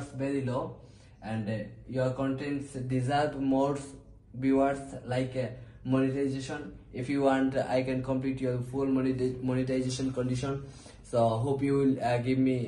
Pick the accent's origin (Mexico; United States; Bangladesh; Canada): Bangladesh; English is a second language; I'm from Bangladesh